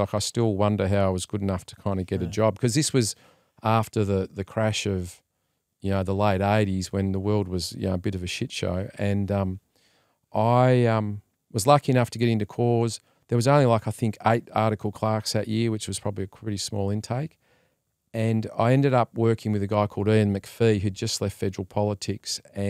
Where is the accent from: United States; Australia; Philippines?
Australia; Melbourne, Victoria; Well, I grew up in Melbourne, as we were just talking about